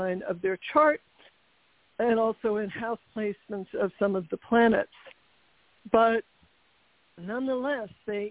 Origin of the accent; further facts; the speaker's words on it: New York City, New York, United States; I was born in Manhattan